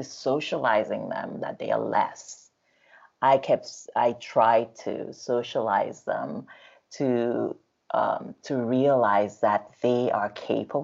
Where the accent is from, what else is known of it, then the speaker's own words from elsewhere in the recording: Nigeria; now in United States; as someone who came from Nigeria to this country, because I'm Nigerian